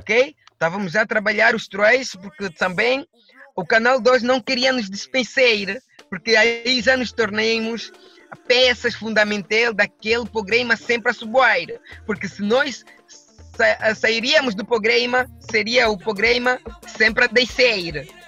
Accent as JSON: {"language": "Portuguese", "country": "Angola", "tie": "born or raised there", "said": "Eu sou um cidadão de nacionalidade angolena"}